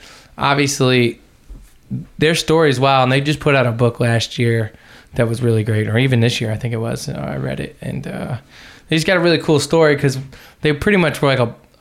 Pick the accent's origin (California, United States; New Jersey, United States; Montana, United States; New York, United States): New York, United States; I mean, I'm from New York.